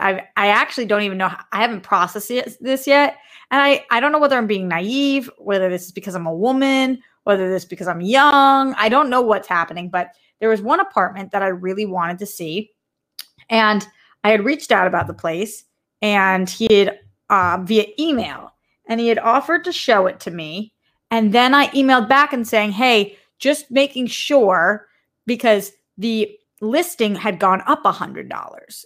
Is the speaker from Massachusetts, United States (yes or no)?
yes; Boston, Massachusetts, United States; accent: Bostonian; The way that I say dot com is, like, such a Bostonian